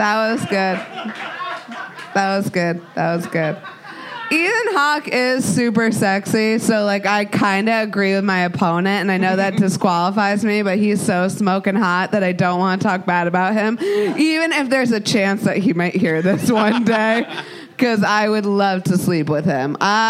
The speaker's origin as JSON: {"language": "English", "region": "Rhode Island", "country": "United States", "said": "I'm from Rhode Island."}